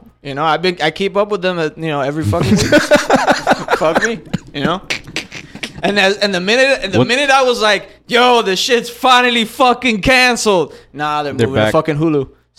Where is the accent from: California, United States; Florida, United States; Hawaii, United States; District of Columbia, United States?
Florida, United States; Tampa; I was born in Tampa